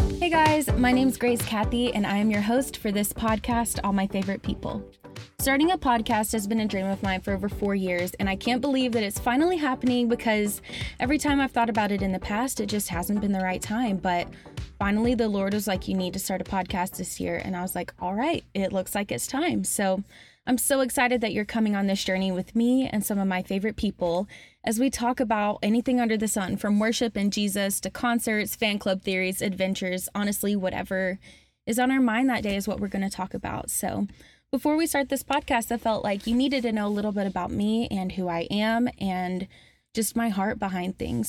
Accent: Alabama, United States; moved away as an adult; now in Murfreesboro, United States; My family moved to Alabama right before I started middle school

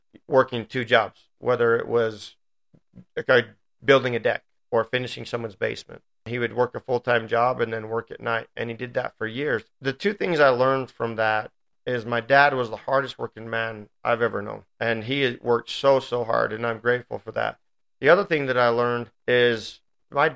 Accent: Riverton, Utah, United States; also born or lived in Provo, Utah; I moved from Provo to Riverton

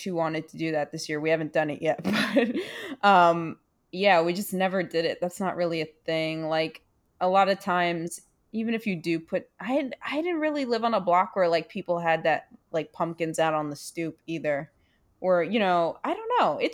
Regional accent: New York City, New York, United States; moved away as an adult; growing up in Brooklyn.

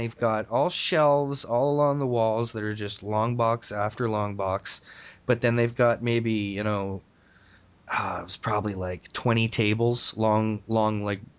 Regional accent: St. Catharines, Ontario, Canada; also born or lived in Clarkson, Mississauga; now in Mississauga, Canada; I grew up in St. Catharines. So I moved to Clarkson when I was like 9 or 10.

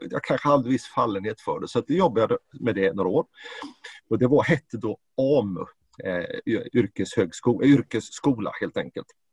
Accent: Jönköping, Jönköping County, Sweden; now in Stockholm, Sweden; Jag är ju född och uppvuxen i, i Jönköping och Småland

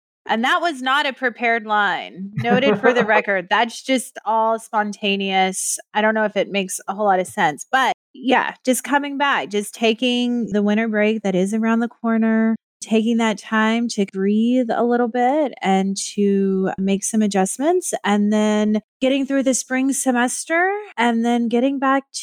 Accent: Texas, United States; moved away as an adult; also born or lived in North Carolina; now in Oswego, United States; I born and raised in Texas, North Carolina for 12 years

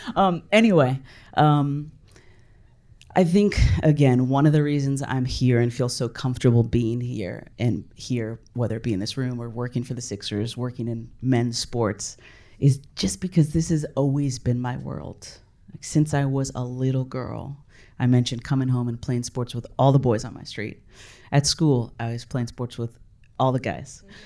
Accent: California, United States; I grew up in California

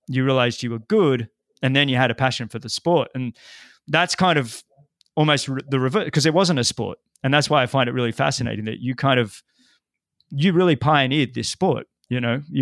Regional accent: Australia; moved away; growing up in Australia, and there was a number of us that came out of Australia

